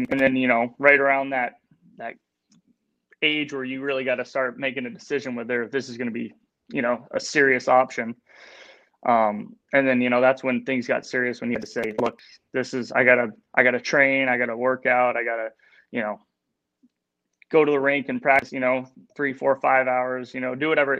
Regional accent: Michigan, United States; also born or lived in Huntsville, Alabama; growing up in Michigan, I was born in Alabama, but growing up in Michigan

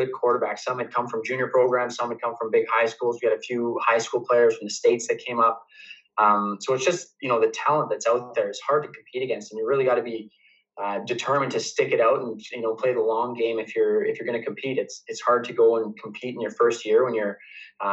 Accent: Calgary, Alberta, Canada; U of C just because it was my hometown university

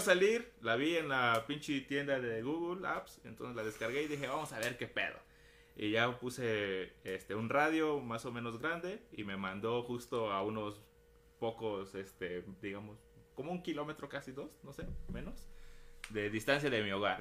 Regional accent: Mexico; nosotros como cultura mexicana

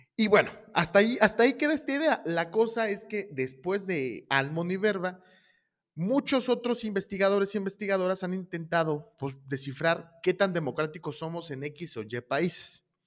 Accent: Mexico; somos los mexicanos

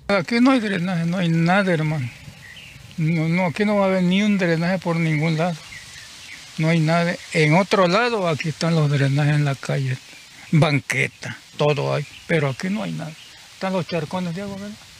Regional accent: Teapa, Tabasco, Mexico; moved away; yo tiene que como tres años que vivo aquí, yo soy de Tabasco, de Tiapa, Tabasco

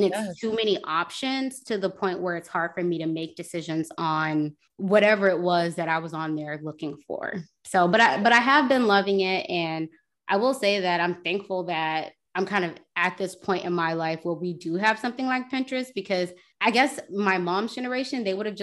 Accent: United States; were born in the States

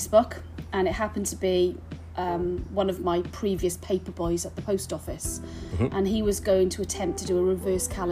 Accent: Builth Wells, Wales, United Kingdom; moved away as an adult; also born or lived in London; I'm born and bred in Bilth, Wales

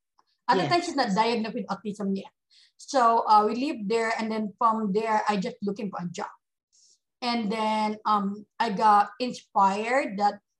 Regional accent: Bacolod, Western Visayas, Philippines; moved away as an adult; now in United States; I came from the Philippines, of course, in Bacolod City, we're the same hometown.

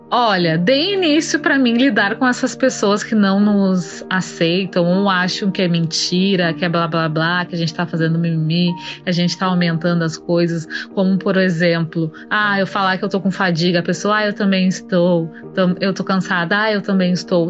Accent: Rio Grande do Sul, Brazil; also born or lived in Santa Maria, Brazil; sou gaúcha, moro em Santa Maria, Rio Grande do Sul.

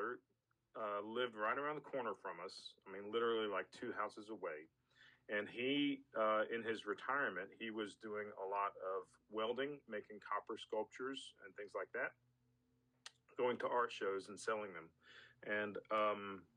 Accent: Atlanta, Georgia, United States; moved away as an adult; now in Birmingham, United States; I'm from the Atlanta area

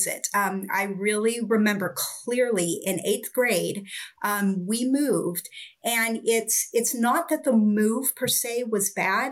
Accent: Oregon, United States; I grew up in Oregon and I spent a lot of time in the forest

